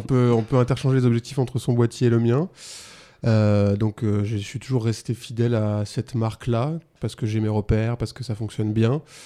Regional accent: La Rochelle, Nouvelle-Aquitaine, France; moved away as an adult; now in Avignon, France; je viens de, du Poitou-Charentes, enfin bref, La Rochelle

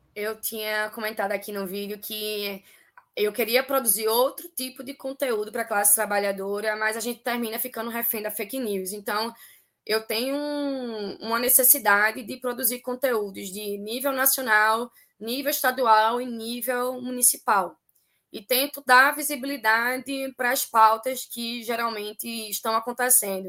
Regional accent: Recife, Pernambuco, Brazil; a gente se intitula aqui, enquanto pernambucana, enquanto resifense, como um Pernambuco, meu país

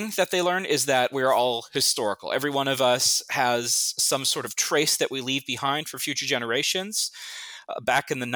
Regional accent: Southern California, United States; growing up in Southern California

